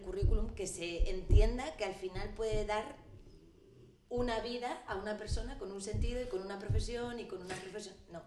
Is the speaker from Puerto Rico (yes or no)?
no; Madrid, Community of Madrid, Spain; Yo soy madrileña